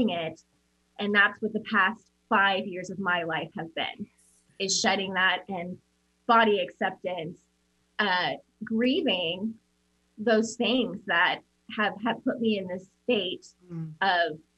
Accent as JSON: {"language": "English", "town": "Omaha", "region": "Nebraska", "country": "United States", "tie": "born or raised there", "also_born_or_lived": "Papillion, Nebraska", "said": "we grew up in Omaha, Nebraska"}